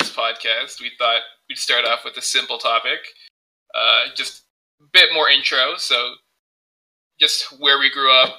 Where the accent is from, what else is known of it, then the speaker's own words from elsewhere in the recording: Toronto, Ontario, Canada; I was born and raised in Scarborough, you know, the dangerous part of Toronto, as some people like to think. Not really, though. My area was pretty safe.